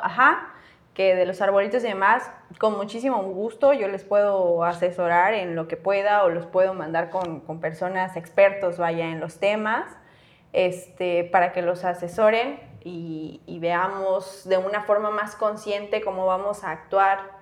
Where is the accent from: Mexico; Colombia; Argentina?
Mexico; Chiapas; somos de Chiapas, crecimos aquí, nuestra familia está aquí